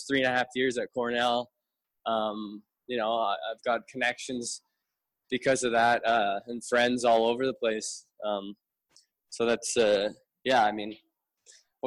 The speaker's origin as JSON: {"language": "English", "town": "St. Catharines", "region": "Ontario", "country": "Canada", "tie": "born or raised there", "moved": "yes", "lives_now": "Toronto, Canada", "said": "I'm a St. Catharines Niagara boy. I'm not a Toronto boy. Whenever people ask, I say, oh, I'm from Toronto, but I live in Toronto, but I'm from St. Catharines."}